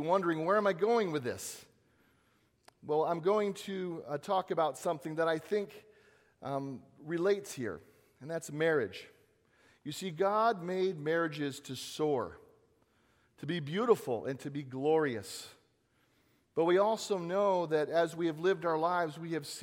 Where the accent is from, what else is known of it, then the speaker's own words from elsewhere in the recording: Southern California, United States; moved away; I am from Southern California